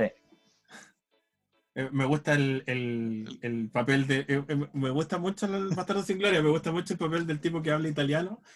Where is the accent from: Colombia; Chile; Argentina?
Chile; mi visión del mundo parte desde aquí, desde mi casa